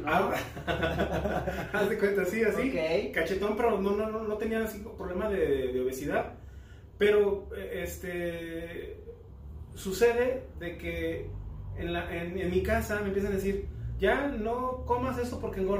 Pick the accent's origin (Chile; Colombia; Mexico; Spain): Mexico; Guadalajara, Jalisco; yo soy mexicano, tapatío, eh, tengo 50 años actualmente.